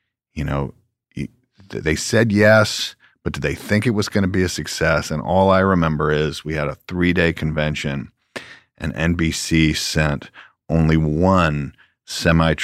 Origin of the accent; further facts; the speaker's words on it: Georgia, United States; now in California, United States; I'm a guy from Georgia that now lives in California